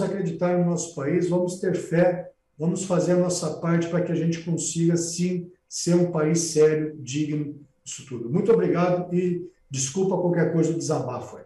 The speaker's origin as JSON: {"language": "Portuguese", "country": "Brazil", "said": "Eu, como brasileiro"}